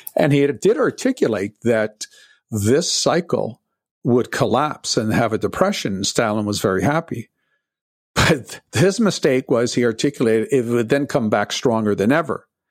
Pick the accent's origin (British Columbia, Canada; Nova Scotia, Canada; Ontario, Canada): Ontario, Canada; Toronto; I'm from Toronto, and, uh, I was working a, as a busboy in nineteen seventy-six as a teenager